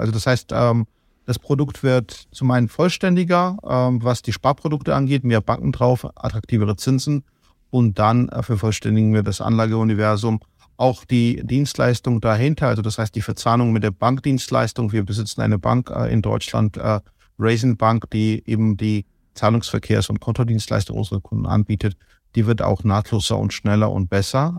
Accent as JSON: {"language": "German", "town": "Kutaisi", "region": "Imereti", "country": "Georgia", "moved": "yes", "lives_now": "Germany", "said": "ich komme aus Kutais, ich komme aus der zweitgrößten Stadt"}